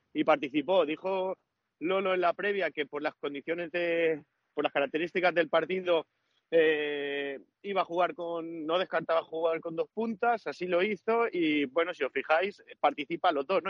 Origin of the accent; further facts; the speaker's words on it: Ibi, Valencian Community, Spain; exclusivas de mi pueblo. Que sepáis que son exclusivas de IBI